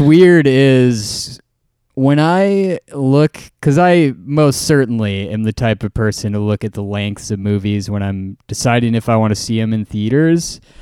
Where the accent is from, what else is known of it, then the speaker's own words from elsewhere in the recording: Green Bay, Wisconsin, United States; moved away; I was in my hometown of Green Bay, Wisconsin